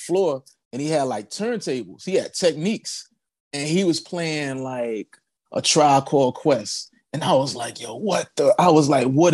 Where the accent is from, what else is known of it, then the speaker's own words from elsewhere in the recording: Charlotte, North Carolina, United States; I grew up like in Charlotte, North Carolina.